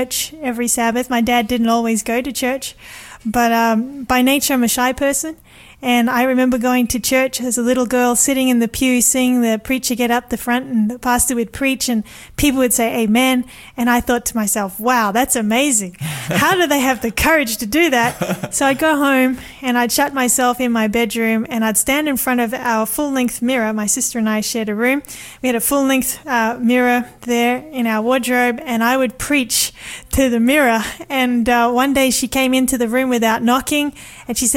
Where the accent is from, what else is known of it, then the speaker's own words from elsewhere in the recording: Sydney, New South Wales, Australia; I was born in Sydney. Grew up there.